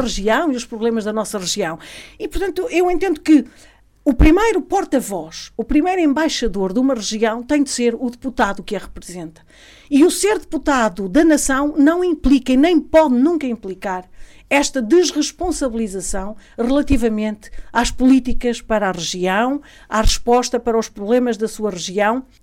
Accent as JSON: {"language": "Portuguese", "area": "Alto Tâmega", "region": "Norte", "country": "Portugal", "tie": "born or raised there", "said": "sou natural do Alto Tâmega"}